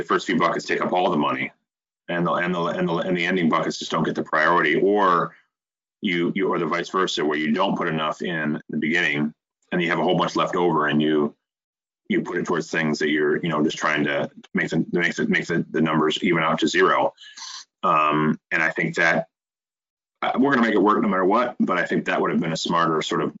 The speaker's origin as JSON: {"language": "English", "town": "Flint", "region": "Michigan", "country": "United States", "said": "we're both from the Flint area"}